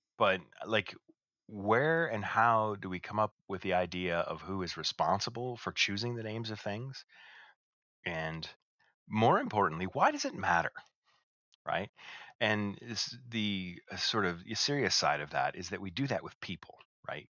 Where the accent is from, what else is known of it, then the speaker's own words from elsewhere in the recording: Canada; we're both Canadian